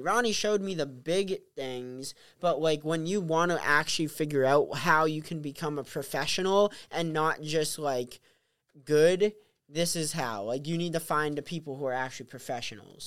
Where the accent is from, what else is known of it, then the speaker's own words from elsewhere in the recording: Pelham, New Hampshire, United States; also born or lived in Novokuznetsk, Russia / Wellfleet, Massachusetts; I was uh, born in Novokuznetsk, Russia, and adopted at one and a half years old. And I came back to the U.S. and grew up in Pelham, New Hampshire